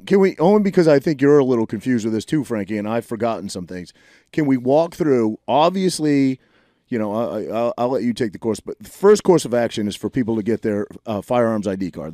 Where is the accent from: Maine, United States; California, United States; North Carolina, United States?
Maine, United States; now in New Jersey, United States; I grew up in Maine in a lobster fishing community